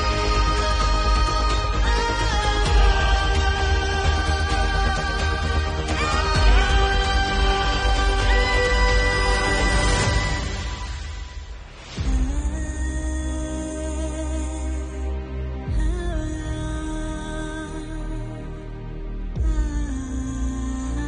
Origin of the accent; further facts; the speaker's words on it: Connecticut, United States; I'm from Connecticut